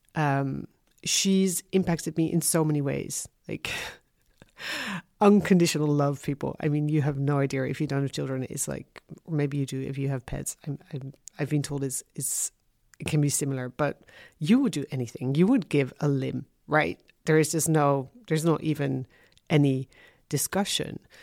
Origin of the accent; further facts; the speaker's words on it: Haarlem, North Holland, Netherlands; moved away; also born or lived in London / Amsterdam; I'm originally from Haarlem